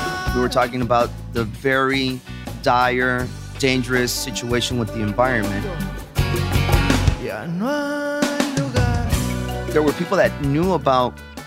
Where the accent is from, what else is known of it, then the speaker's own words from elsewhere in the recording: Guadalajara, Jalisco, Mexico; We're from Guadalajara.